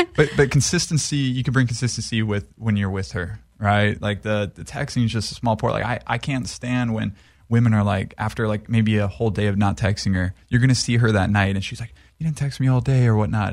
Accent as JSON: {"language": "English", "area": "Maui", "region": "Hawaii", "country": "United States", "tie": "born or raised there", "moved": "yes", "lives_now": "Los Angeles, United States", "said": "I grew up in Hawaii"}